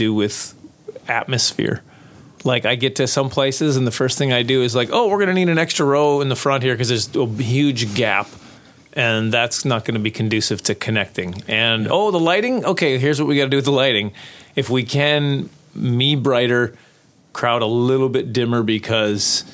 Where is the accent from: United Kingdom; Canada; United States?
Canada; Prince Albert, Saskatchewan; I grew up in Prince Albert, Saskatchewan